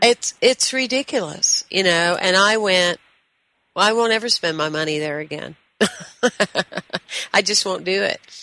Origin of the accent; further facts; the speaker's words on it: the South, United States; I was raised in the South.